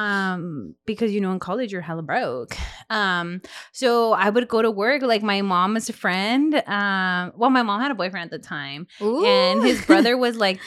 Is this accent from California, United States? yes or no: yes; Delano, California, United States; all I grew up around in Delaney